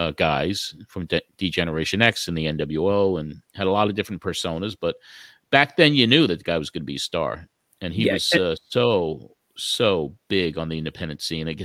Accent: New York, United States; it reminded me of my youth growing up on Long Island in the 60s.

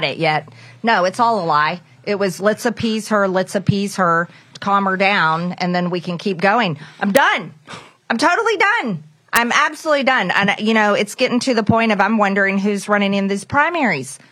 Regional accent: Rome, Georgia, United States; my hometown there, Rome

